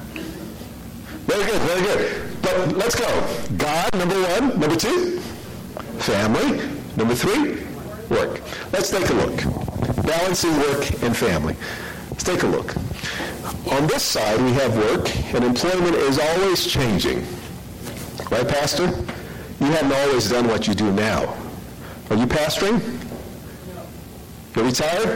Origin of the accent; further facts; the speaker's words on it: New York City, New York, United States; I'm from New York City